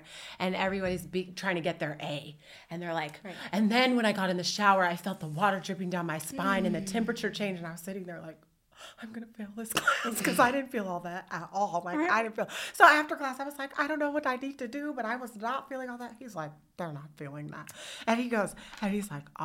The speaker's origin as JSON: {"language": "English", "town": "Oakland", "region": "California", "country": "United States", "tie": "born or raised there", "said": "I grew up in Oakland"}